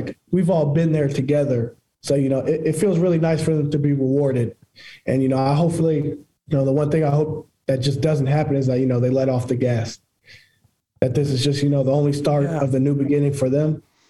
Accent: Jacksonville, Florida, United States; I'm from Jacksonville.

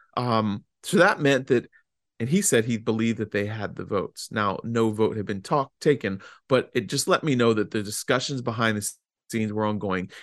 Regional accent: Fauquier County, Virginia, United States; my hometown in Fauquier County

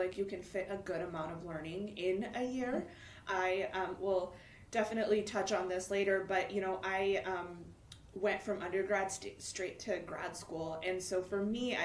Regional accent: Michigan, United States; moved away as an adult; also born or lived in India / St. Louis; now in Los Angeles, United States; I spent most of my life in Michigan.

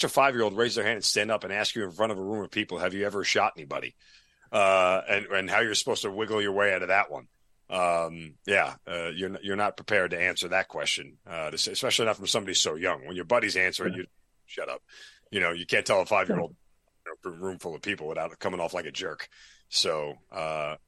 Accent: New York, United States; now in Atlanta, United States; I'm from New York

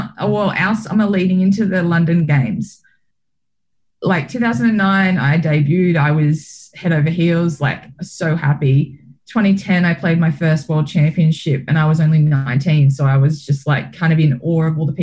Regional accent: Australia; being an Australian

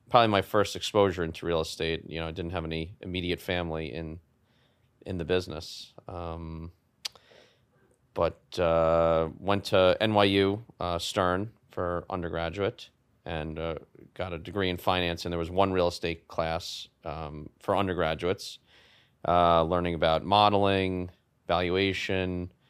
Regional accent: New York City, New York, United States; in Manhattan on the Upper East Side um, in a rent regulated uh, apartment in a rent regulated building

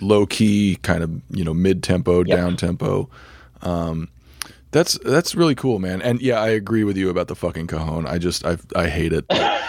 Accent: New Mexico, United States; I moved to New Mexico when I was 5

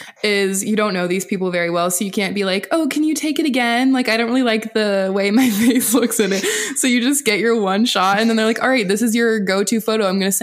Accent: Seattle, Washington, United States; now in Nashville, United States; I'm used to driving in the rain. I'm from Seattle.

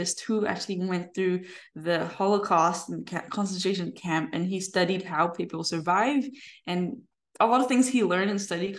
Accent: Macau; now in United States; We were born and raised in Macau and we moved to America.

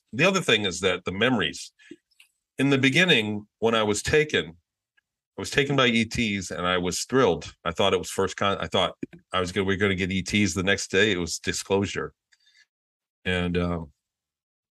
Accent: Michigan, United States; since I was born, I lived in Michigan. I grew up in Michigan

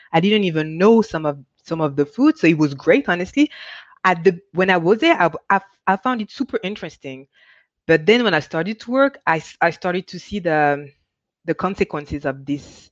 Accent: France; moved away; also born or lived in Michigan, United States; I grew up in France. I'm born in the US, Michigan, but I grew up in France.

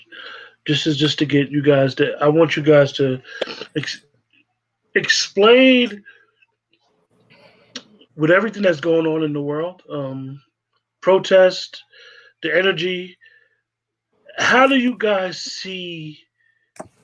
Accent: New Jersey, United States; moved away; I grew up in suburbia in Jersey

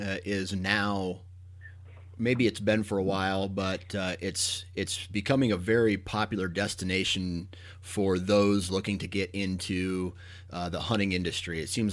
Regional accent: Iowa, United States; I am born and raised in Iowa.

